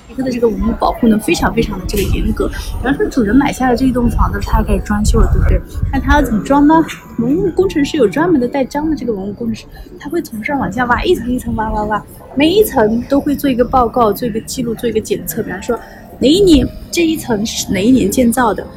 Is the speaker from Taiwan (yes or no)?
no; China; 而且这个名字只有我们中国人才这么叫的